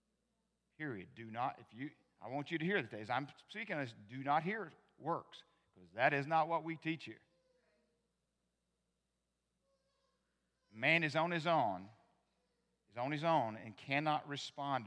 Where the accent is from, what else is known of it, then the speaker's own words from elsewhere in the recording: the South, United States; moved away; I was born in the South, became a Christian in the South, I was saved in the Baptist church